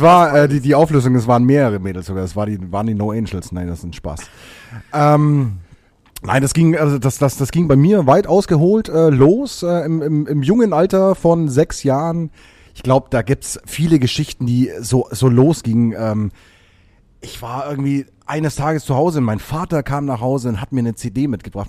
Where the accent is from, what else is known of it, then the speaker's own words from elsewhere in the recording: Bavaria, Germany; Ich komme eigentlich aus Bayern